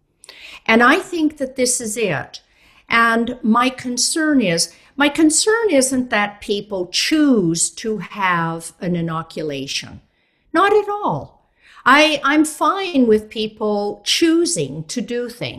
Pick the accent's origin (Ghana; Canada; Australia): Canada; I'm actually Canadian, but I work a lot in Europe